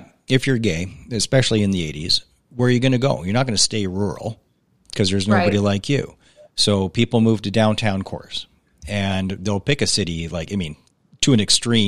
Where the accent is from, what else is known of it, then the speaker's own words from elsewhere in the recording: Alberta, Canada; I'm from small town Alberta